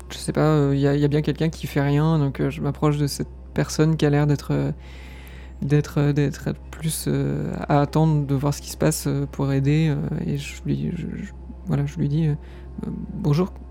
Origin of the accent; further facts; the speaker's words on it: California, United States; je viens de Californie, mais vous savez, moi je suis pas... J'ai pas vraiment voyagé avant, en fait, c'est la première fois que je sors de de chez moi